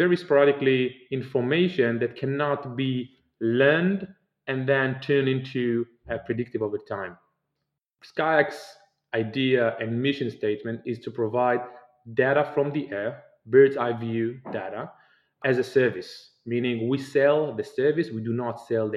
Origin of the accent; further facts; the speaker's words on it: Israel; I'm originally from Israel, and I grew up in Israel